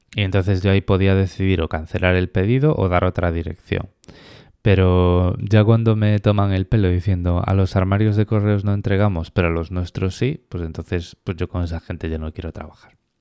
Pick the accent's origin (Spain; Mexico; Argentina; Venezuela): Spain; moved away as an adult; now in Australia; Yo cuando me fui de España